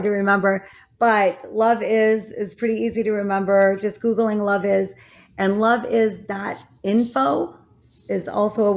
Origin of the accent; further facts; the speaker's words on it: Saginaw, Michigan, United States; I was born in Saginaw, Michigan.